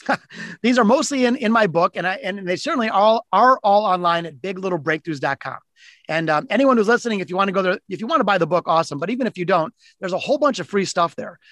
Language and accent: English; Detroit, Michigan, United States; my hometown of Detroit. I'm in Detroit, which is Motor City